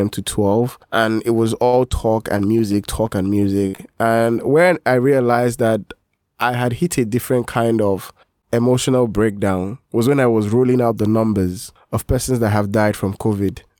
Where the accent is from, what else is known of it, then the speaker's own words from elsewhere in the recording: Lagos, Nigeria; I grew up in Lagos all